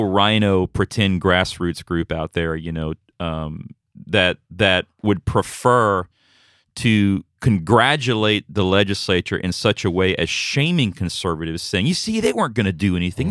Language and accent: English; United States; as an American